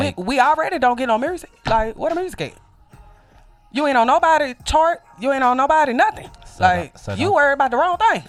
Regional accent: Mobile, Alabama, United States; I come from Mobile, Alabama

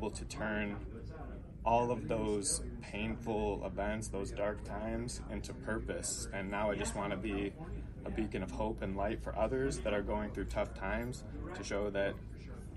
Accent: Livonia, Michigan, United States; I'm from Livonia, Michigan, born and raised there

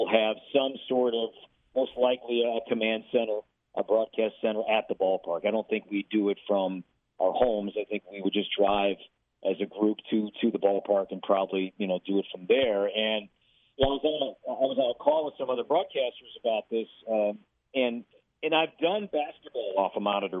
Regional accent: Chicago, Illinois, United States; also born or lived in Minneapolis West Metro; now in Minneapolis, United States; I'm from Chicago.

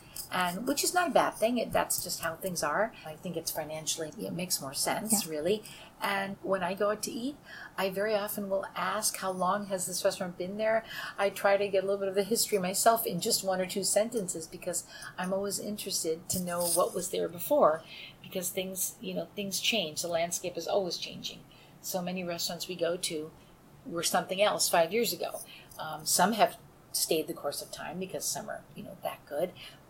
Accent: Long Island, New York, United States; also born or lived in Italy; My siblings and I were all born in the States. Mm-hmm. And my mom, while we were growing up on Long Island

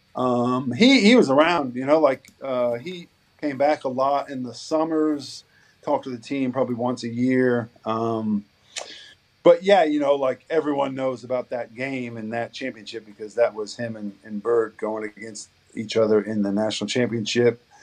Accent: Bluffton, Indiana, United States; moved away as an adult; now in Australia; growing up in Indiana, and like, I never thought in a million years I'd live somewhere else other than other than

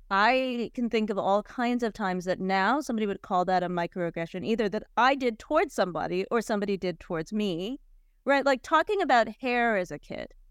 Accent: Cleveland, Ohio, United States; I'm from Cleveland

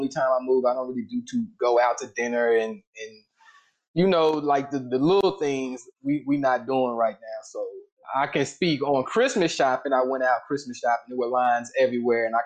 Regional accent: Austin, Texas, United States; now in Houston, United States; I'm from Austin. I live in Houston

